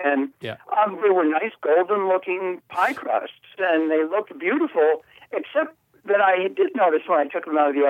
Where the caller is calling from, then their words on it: Prescott, Arizona, United States; Prescott, Arizona.